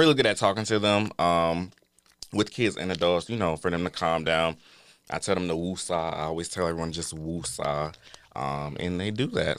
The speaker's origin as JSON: {"language": "English", "town": "Atlanta", "region": "Georgia", "country": "United States", "said": "I'm here from Atlanta, Georgia"}